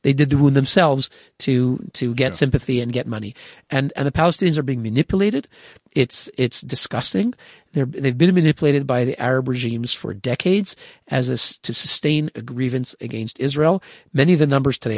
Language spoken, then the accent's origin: English; Canada; now in Switzerland; I'm born in Canada. My grandparents came three generations ago. They fled anti-Semitism from Poland. You know, I'm Canadian